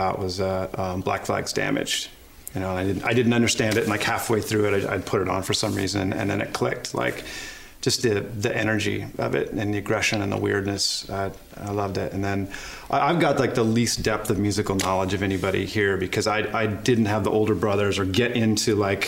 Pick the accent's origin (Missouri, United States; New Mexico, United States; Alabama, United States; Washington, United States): Washington, United States; Kennewick; Eastern Washington State